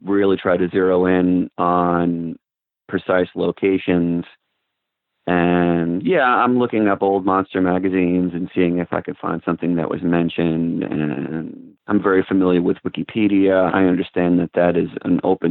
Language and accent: English; suburbs of New York City, United States; I grew up in the suburbs of New York City.